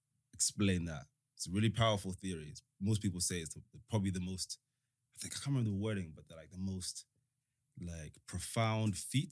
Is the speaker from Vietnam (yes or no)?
no; London, United Kingdom; born or raised there; also born or lived in Africa / United States / Rwanda / Somerset